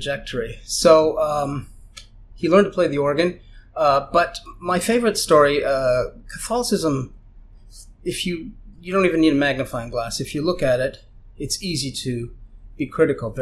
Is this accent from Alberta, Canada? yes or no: no; London, Ontario, Canada; first language German; English is a second language; in Canada, the Jehovah's Witnesses used to come to our door in London, Ontario, where I was born